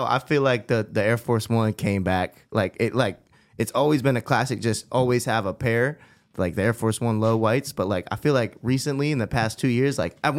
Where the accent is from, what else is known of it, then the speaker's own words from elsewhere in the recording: East Coast, United States; now in Los Angeles, United States; we're from the East Coast